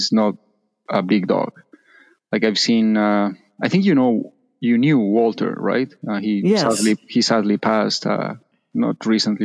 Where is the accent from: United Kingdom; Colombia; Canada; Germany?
Colombia; moved away; I'm from Colombia